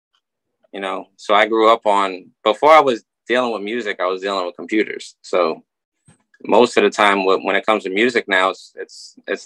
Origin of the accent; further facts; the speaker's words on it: Rockland County, New York, United States; also born or lived in Trenton, New Jersey; I'm from Rockland as well